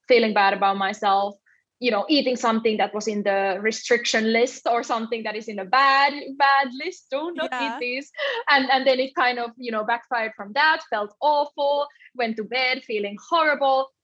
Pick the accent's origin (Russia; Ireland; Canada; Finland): Finland; also born or lived in south of Spain; now in Spain; I'm originally from Finland, but yeah, I live in the south of Spain